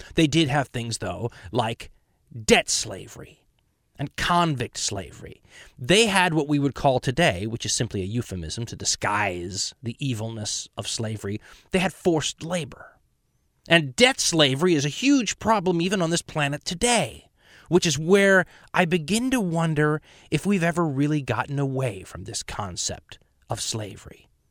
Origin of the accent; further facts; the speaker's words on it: United States; I'm an American.